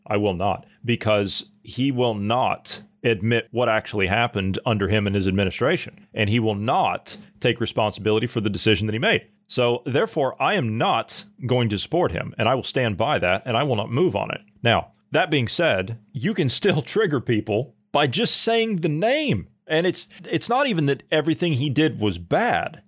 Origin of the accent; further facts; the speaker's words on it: United States; as an American